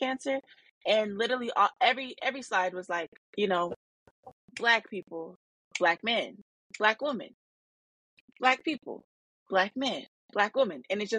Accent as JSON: {"language": "English", "region": "Arizona", "country": "United States", "tie": "born or raised there", "lives_now": "Detroit, United States", "said": "I'm a black woman, and growing up in Arizona and being in a black city now in Detroit, Michigan"}